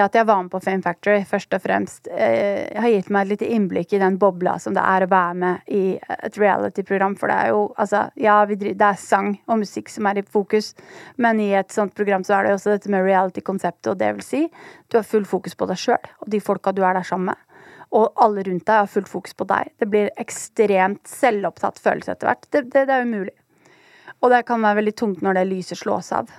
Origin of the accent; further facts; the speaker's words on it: Oslo, Norway; jeg er oppvokst på Holmlia